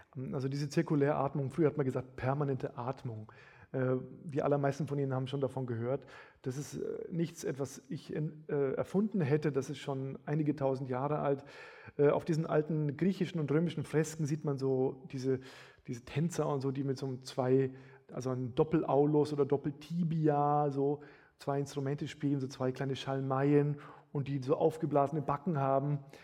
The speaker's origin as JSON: {"language": "German", "town": "Bamberg", "region": "Bavaria", "country": "Germany", "said": "Bamberg, wo ich herkomme, hatte 80.000 Einwohner"}